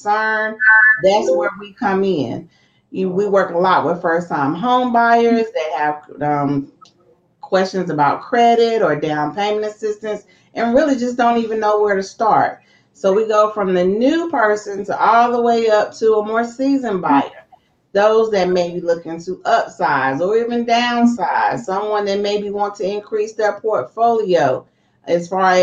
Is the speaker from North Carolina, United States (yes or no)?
yes; Lexington, North Carolina, United States; now in Greensboro, United States; So I'm originally from Lexington, North Carolina, the barbecue capital, but I've been here long enough